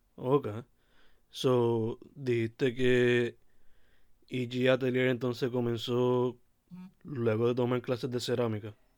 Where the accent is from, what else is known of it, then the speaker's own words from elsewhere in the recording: Sabana Grande, Puerto Rico; ambos somos de Sabana Grande